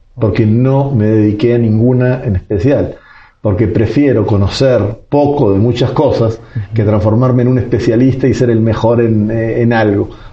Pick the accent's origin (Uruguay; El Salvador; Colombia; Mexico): Uruguay; Montevideo; moved away as an adult; now in Guatemala; nací hace 49 años en Montevideo, la capital de Uruguay